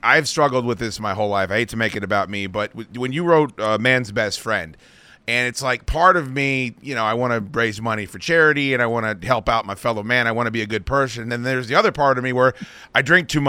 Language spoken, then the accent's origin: English; Alexandria, Virginia, United States; I was born in Alexandria. I'm from here